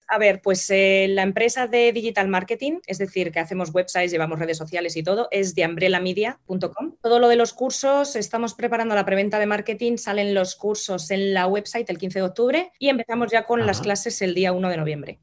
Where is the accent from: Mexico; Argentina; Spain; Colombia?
Spain; Madrid, Community of Madrid; moved away as an adult; also born or lived in La Vera, Cáceres; now in London, United Kingdom; soy nacida en Madrid, pero mi familia es de la zona de La Vega